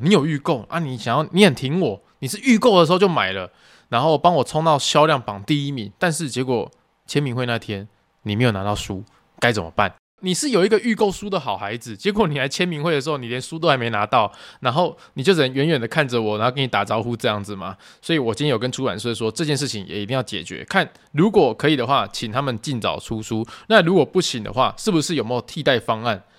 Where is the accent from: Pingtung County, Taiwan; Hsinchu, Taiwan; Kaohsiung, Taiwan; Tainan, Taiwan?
Tainan, Taiwan; 我身为台南人，我很骄傲我住在台南， 就是我蛮喜欢这个城市的步调